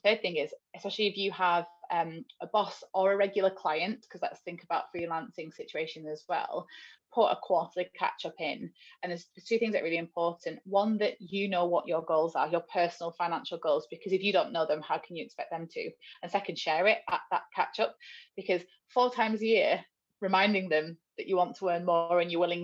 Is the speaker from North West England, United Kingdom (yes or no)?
yes; Wigan, North West England, United Kingdom; moved away; I'm from Wigan in the north, so quite a poor town